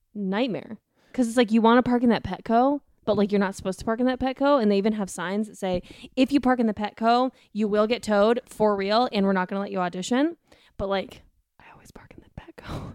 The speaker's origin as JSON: {"language": "English", "town": "Denver", "region": "Colorado", "country": "United States", "tie": "born or raised there", "said": "I grew up in Colorado, and yeah, Denver"}